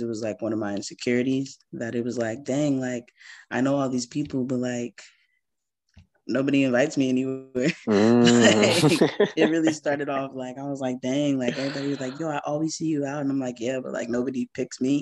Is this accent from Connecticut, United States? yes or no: yes; Connecticut, United States; now in Charlotte, United States; where I'm from Connecticut